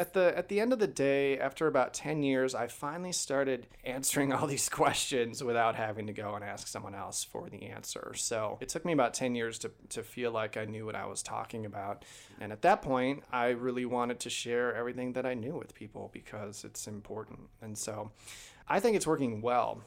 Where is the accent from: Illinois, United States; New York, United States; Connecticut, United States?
Illinois, United States; Chicago; also born or lived in Pullman, Washington; now in Idaho, United States; I'm from Chicago originally